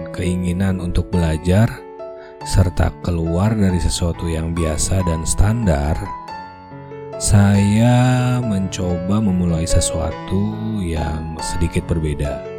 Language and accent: Indonesian; Bandung, West Java, Indonesia; born there; Asli Indonesia. Kelahiran Bandung sekian puluh tahun yang lalu, membuat centok Sundani saya sudah pasti fasih.